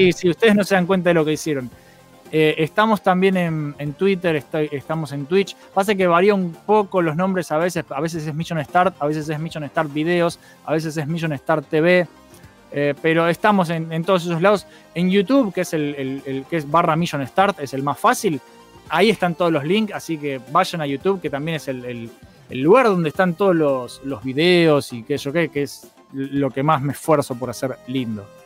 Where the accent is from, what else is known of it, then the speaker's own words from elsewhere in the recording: Buenos Aires, Argentina; somos todos de Buenos Aires